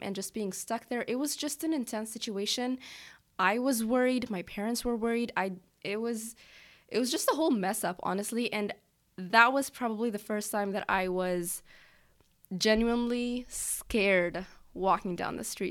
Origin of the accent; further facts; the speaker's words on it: Egypt; now in United States; I'm from Egypt